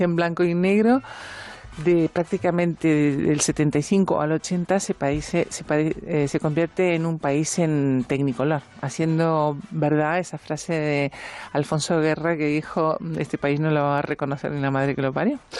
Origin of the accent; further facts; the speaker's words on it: Uruguay; now in Spain; soy uruguaya